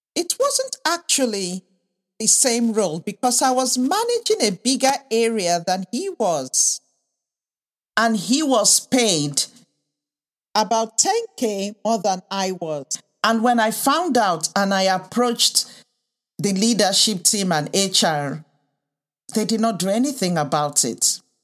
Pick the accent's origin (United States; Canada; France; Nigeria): Nigeria; moved away; also born or lived in United Kingdom; I was raised in the U K and also in Africa, in Nigeria